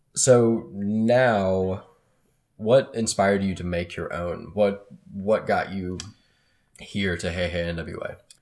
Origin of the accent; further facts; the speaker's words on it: Dallas, Texas, United States; moved away as an adult; also born or lived in Chicago; now in Northwest Arkansas, United States; I was from Dallas, went to school in Chicago